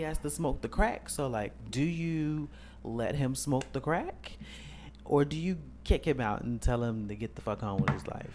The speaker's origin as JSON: {"language": "English", "town": "Chicago", "region": "Illinois", "country": "United States", "said": "we are from Chicago."}